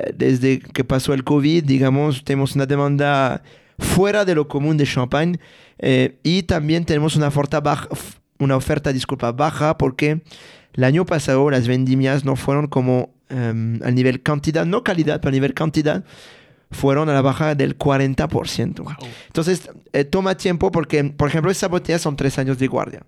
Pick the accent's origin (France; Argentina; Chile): France; a village near Reims, Grand Est; Spanish is a second language; moved away; yo soy de Francia, de un pueblo de 500 habitantes cerca de la ciudad de Reims